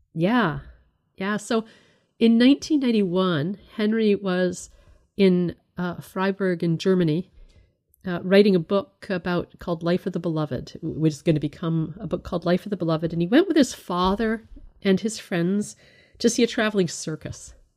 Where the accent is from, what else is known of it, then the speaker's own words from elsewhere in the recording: Canada; I was brought up in the United Church of Canada